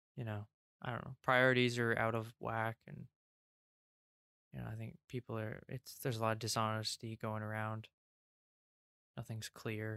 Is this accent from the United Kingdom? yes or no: yes; England, United Kingdom; I'm English